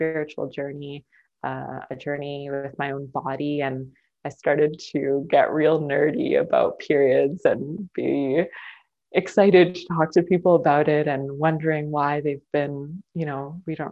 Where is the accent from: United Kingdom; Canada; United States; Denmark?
Canada; Maple Ridge, British Columbia; moved away as an adult; also born or lived in Burnaby; now in Halifax, Canada; I was born in Burnaby, but grew up in Maple Ridge, Canada.